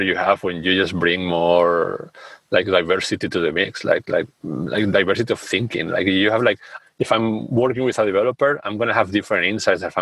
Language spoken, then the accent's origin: English; Spain; now in Amsterdam, Netherlands; I'm from Spain. We are a culture that is warm and all that. And I live in the Netherlands, in Amsterdam.